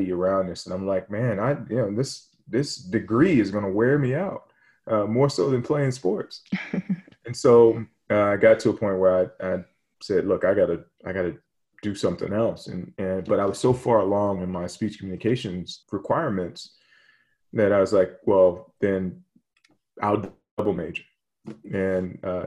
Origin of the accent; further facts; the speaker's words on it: Hampton, Virginia, United States; I grew up in Hampton, Virginia